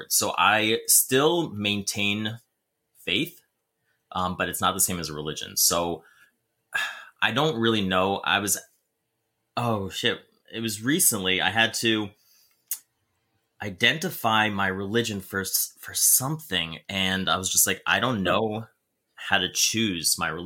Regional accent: New Jersey, United States; i grew up in in a family in jersey um we grew up catholic for a while and okay. then my dad found jesus and we started going to um, a calvary chapel

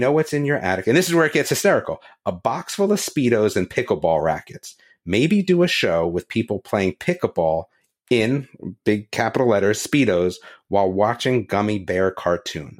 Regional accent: New Jersey, United States; now in North Carolina, United States; I grew up in New Jersey

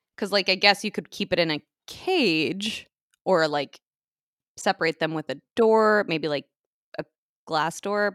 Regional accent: United States; as an American on Thanksgiving

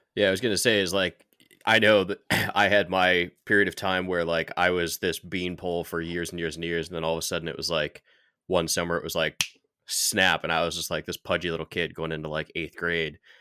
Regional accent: New York, United States; I grew up in New York

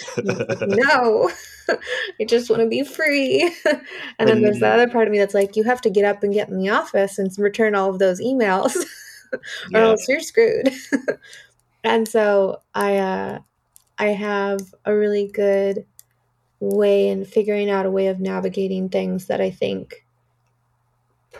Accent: Artesia, California, United States; growing up in Artesia and having nothing

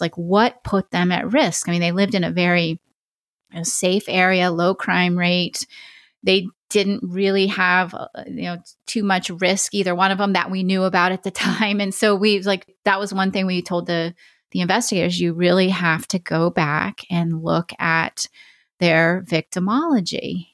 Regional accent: Oregon, United States; that's my home state

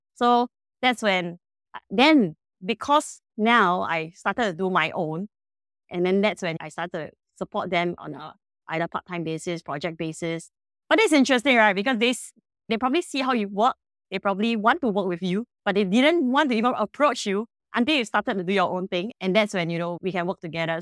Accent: Singapore; I'm personally a Singaporean and we are a Singapore-based company

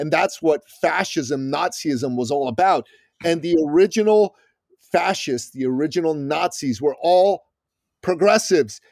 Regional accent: Iran; now in United States; I'm from Iran originally

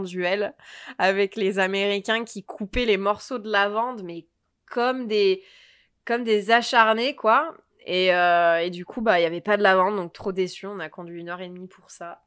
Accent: Provence-Alpes-Côte d'Azur, France; moved away; also born or lived in Sacramento, United States; je venais de Provence

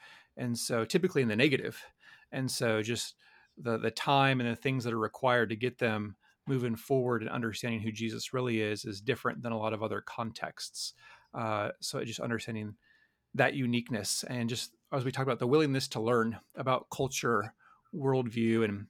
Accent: United States

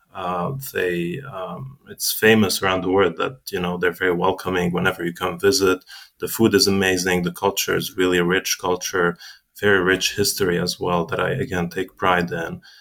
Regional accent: South Lebanon, Lebanon; now in United States; I was born and raised actually in Lebanon.

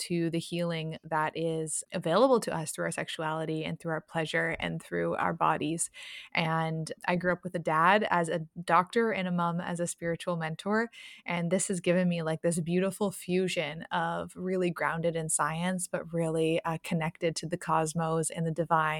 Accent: Toronto, Ontario, Canada; I'm from Toronto and Toronto, Canada

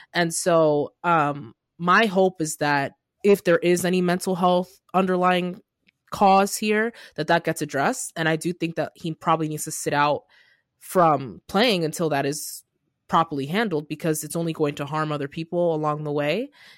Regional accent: Nigeria; English is a second language; I'm like, I'm Nigerian. I should remember his name

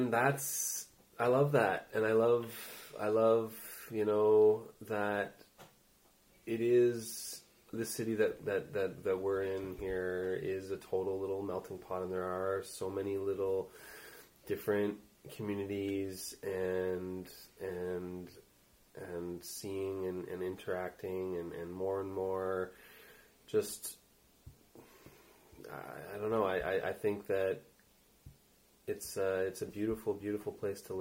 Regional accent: Montreal, Quebec, Canada; also born or lived in Los Angeles; I grew up in Montreal.

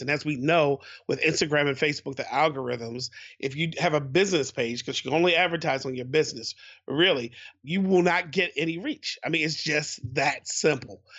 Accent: Baltimore, Maryland, United States; I'm from Baltimore, Baltimore

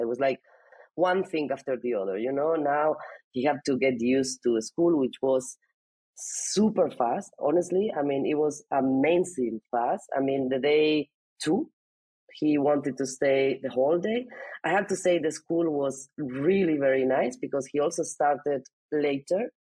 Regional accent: Alicante, Valencian Community, Spain; first language Spanish; English is a second language; moved away as an adult; also born or lived in Barcelona, Spain / United States / Germany; I was born in Alicante, which is uh, in the coast of Spain.

